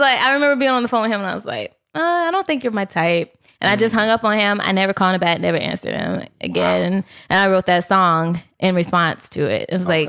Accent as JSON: {"language": "English", "region": "South Carolina", "country": "United States", "said": "I'm actually from South Carolina."}